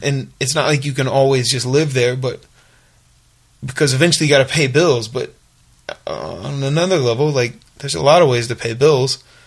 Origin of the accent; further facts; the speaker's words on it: Little Rock, Arkansas, United States; also born or lived in Los Angeles, United States; now in Nashville, United States; Rock where I grew up